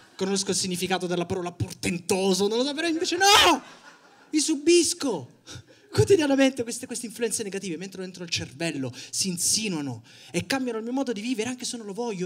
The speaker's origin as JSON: {"language": "Italian", "region": "Sicily", "country": "Italy", "said": "ho 25 anni, sono siciliano"}